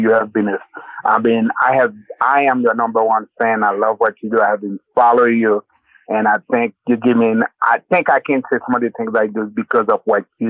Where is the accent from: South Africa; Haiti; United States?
Haiti; Well, my background, I was born and raised in Haiti.